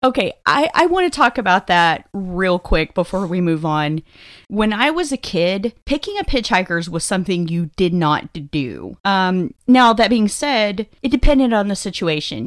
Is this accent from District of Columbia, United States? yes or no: no; Texas, United States; growing up in Texas, again, I have watched several animals get slaughtered